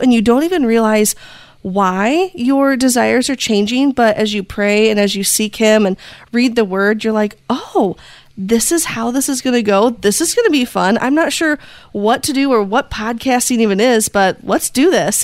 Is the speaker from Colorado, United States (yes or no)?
no; Indiana, United States; I am from Indiana in the US. Um, we are in the heart of Amish country, so things are just a little bit slower here. And I've been born and raised here.